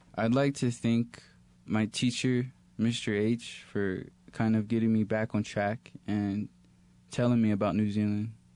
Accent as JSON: {"language": "English", "region": "Texas", "country": "United States", "moved": "yes", "said": "I'm from Texas originally"}